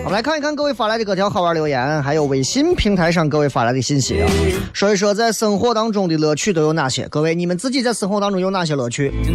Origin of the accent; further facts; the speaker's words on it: Xi'an, Shaanxi, China; 我来自西安长春铺子